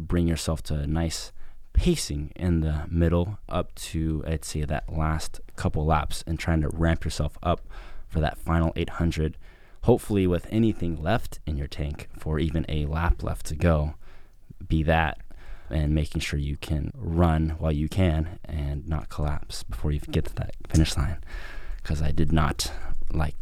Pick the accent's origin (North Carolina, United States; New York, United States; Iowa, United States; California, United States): California, United States; Novato; now in San Francisco, United States; I'm originally from Novato, so just a little bit ways up in Marin County, just north of San Francisco. I've pretty much been there majority of my life